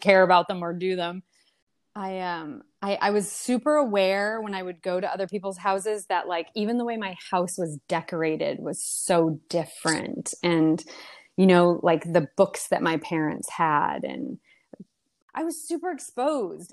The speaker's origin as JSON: {"language": "English", "region": "Maine", "country": "United States", "tie": "born or raised there", "also_born_or_lived": "Brazil", "said": "they just kind of drove back to the US and bought a, blueberry farm in Maine"}